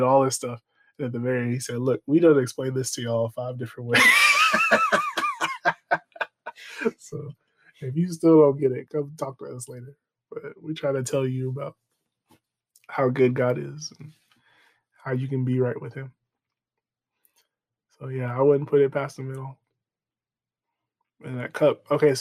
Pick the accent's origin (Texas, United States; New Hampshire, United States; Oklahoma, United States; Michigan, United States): Texas, United States; We're from Texas